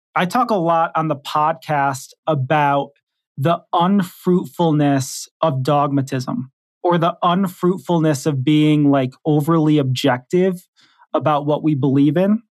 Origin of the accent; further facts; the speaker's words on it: Detroit, Michigan, United States; moved away as an adult; also born or lived in Texas / Kentucky; I grew up in Detroit, Michigan. I lived there till I was about, maybe in my early twenties, and then I went off to Bible college in Texas